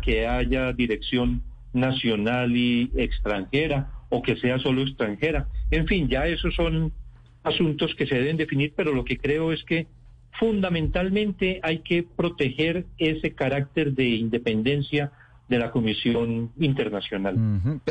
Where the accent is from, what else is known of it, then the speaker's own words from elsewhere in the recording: Colombia; mi país